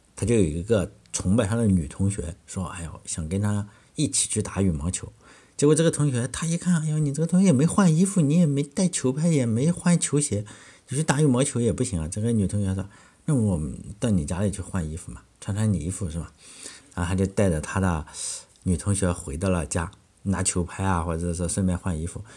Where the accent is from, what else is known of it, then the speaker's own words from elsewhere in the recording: China; 我们中国人